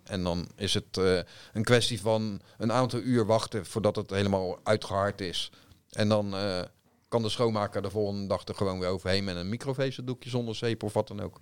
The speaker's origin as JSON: {"language": "Dutch", "country": "Netherlands", "said": "wij zijn Nederlanders."}